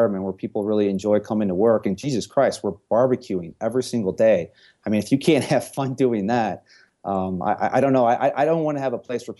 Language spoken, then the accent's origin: English; St. Louis, Missouri, United States; moved away as an adult; now in Denver, United States; I was born and raised in St. Louis, and I left St. Louis when I was 30 years old